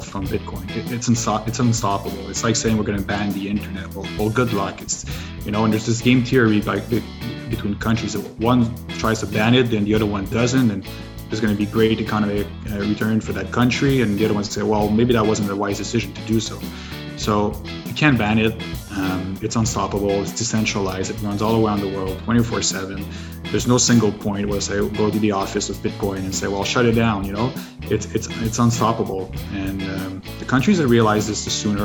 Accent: Canada; I'm from Canada, French Canadian

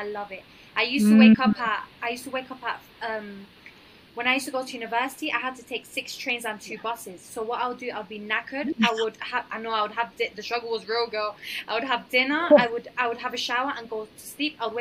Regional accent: London, United Kingdom; now in Colombia; So obviously I grew up in London, so technically I'm half, soy colombiana, but yeah. I grew up in London

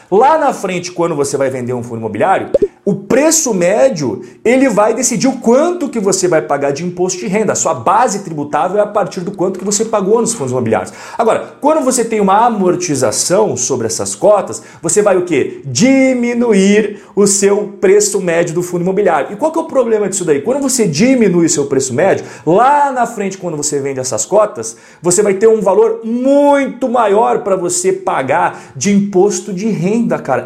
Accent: Curitiba, Paraná, Brazil; eu sou curitibano

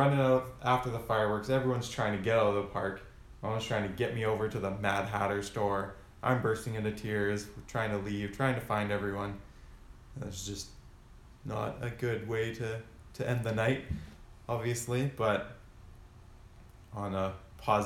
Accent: Canada; now in Vancouver, Canada

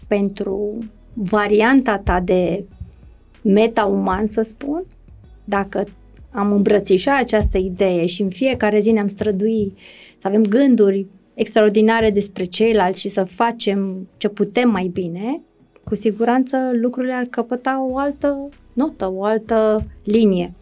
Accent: Romania

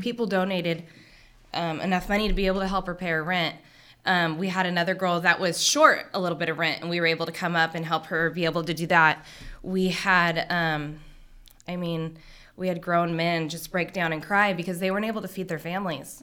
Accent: Hanford, California, United States; I was born and raised here in Hanford.

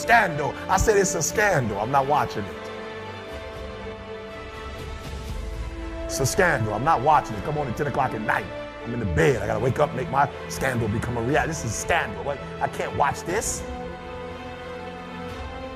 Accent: Detroit, Michigan, United States

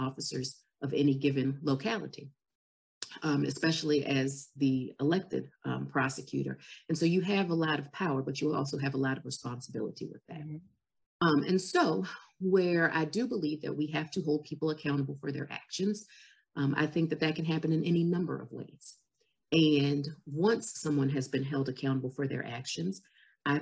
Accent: Farmville, Virginia, United States; I'm from Farmville

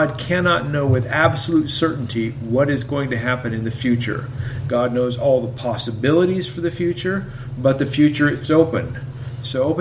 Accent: Idaho, United States; I'm a theologian from Idaho

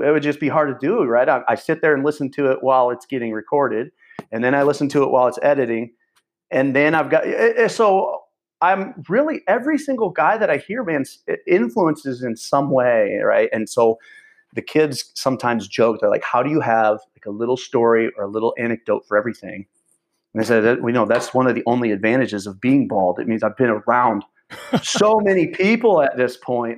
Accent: near Champaign, Illinois, United States; ended up in Champaign, which was the biggest city near where I grew up in Champaign, Illinois

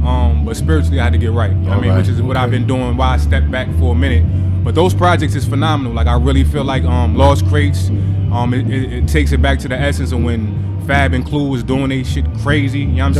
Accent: East Orange, New Jersey, United States; also born or lived in Newark, New Jersey; I was born Beth Israel, 16th Ave, to about 4 or 5 years old. I can remember a little bit of that. Moved to Hilltown, Tremont and Sanford, East Orange.

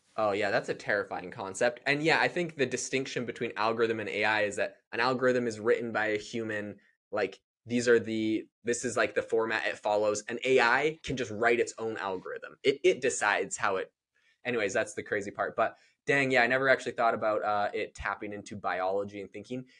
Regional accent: Canada; now in United States; I'm from Canada

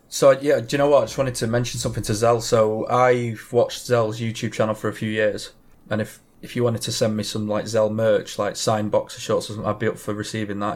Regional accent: England, United Kingdom; I am English

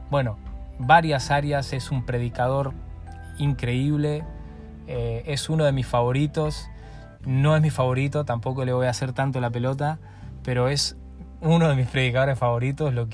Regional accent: Argentina; now in Reus, Spain; Y a mí me sale que me, escuchan en mi país también, en Argentina, que escucha gente, bueno, obviamente por aquí, por la zona de Reus, Tarragona, de toda esta zona.

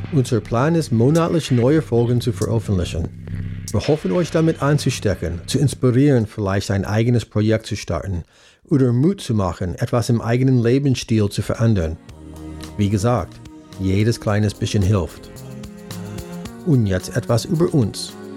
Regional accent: United States; German is a second language; moved away as an adult; now in Germany; ich bin Amerikaner und wohne seit fast 20 Jahren hier in Deutschland

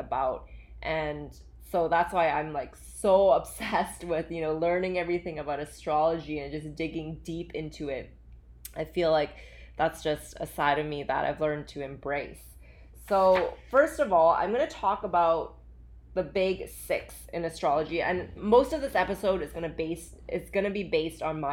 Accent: Vancouver, British Columbia, Canada; also born or lived in Calgary, Alberta, Canada / Hong Kong; I actually grew up in Alberta. I was born there and I moved from Calgary to Vancouver with my parents

